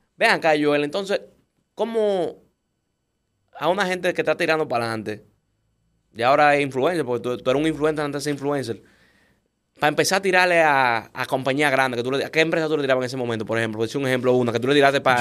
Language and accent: Spanish; Dominican Republic; nosotros como dominicanos